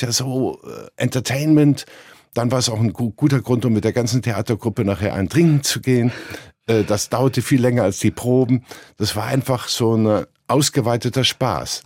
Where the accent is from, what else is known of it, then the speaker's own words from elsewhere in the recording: Cologne, North Rhine-Westphalia, Germany; Ich komme ja aus Köln, wie man jetzt hört